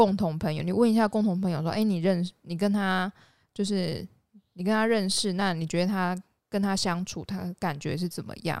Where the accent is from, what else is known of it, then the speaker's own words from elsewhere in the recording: Yunlin County, Taiwan; also born or lived in Chiayi; 我们那边会讲台语啦，云林都还会讲啊。